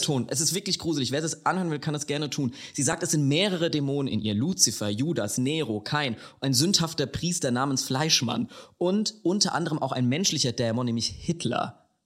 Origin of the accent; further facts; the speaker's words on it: Lower Franconia, near Klingenberg, Bavaria, Germany; accent: Hessian; moved away; 32,5 Kilometer von meiner Haustür entfernt, in der ich aufgewachsen bin.